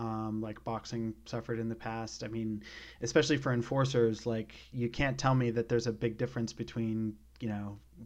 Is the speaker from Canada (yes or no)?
yes; British Columbia, Canada; I grew up in British Columbia